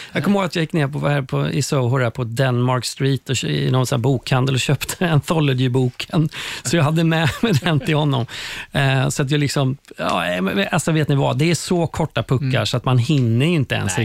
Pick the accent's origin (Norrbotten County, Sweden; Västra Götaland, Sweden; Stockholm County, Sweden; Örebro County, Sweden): Västra Götaland, Sweden; Skövde; moved away; jag hade börjat göra TV hemma i Skövde, där jag kommer ifrån.